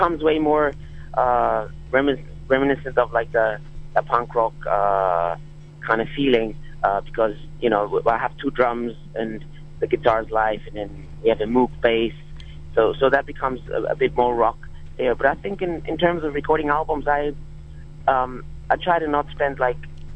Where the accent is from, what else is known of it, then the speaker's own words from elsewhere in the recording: Berlin, Germany; we're from Berlin